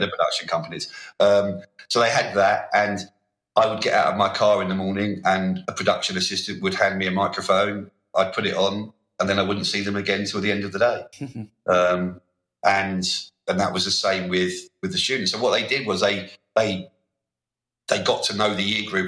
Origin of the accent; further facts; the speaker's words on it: London, United Kingdom; I come from South London